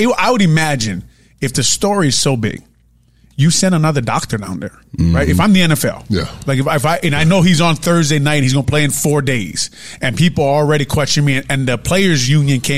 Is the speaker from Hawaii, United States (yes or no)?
yes; Honolulu, Hawaii, United States; I'm from St. Louis High School